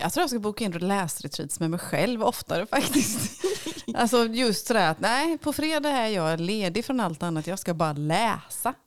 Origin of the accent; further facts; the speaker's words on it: Småland, Sweden; jag är författare ifrån Småland.